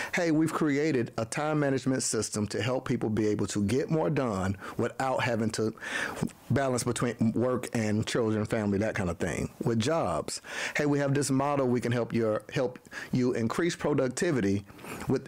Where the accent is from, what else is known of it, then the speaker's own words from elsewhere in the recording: Panama City, Florida, United States; now in Atlanta, United States; I'm from Panama City, Florida, a little small town in Tallahassee